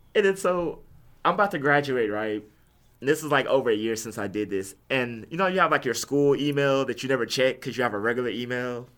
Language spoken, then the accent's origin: English; Houston, Texas, United States; I'm from Houston